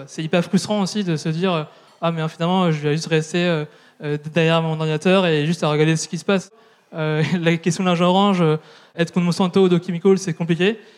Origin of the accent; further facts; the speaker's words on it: southern Brittany, France; also born or lived in Vietnam; j'ai grandi dans un village de 1500 habitants dans le sud de la Bretagne